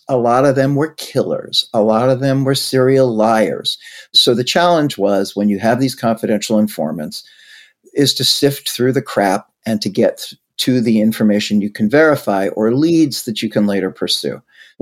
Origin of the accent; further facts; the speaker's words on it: New York City, New York, United States; I grew up in Brighton Beach, Brooklyn